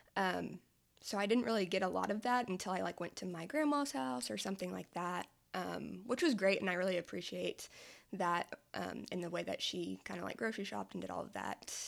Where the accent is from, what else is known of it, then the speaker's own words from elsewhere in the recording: Hooker, Oklahoma, United States; moved away as an adult; I'm originally from Hooker, Oklahoma, which is a very small town in like rural Oklahoma in the panhandle.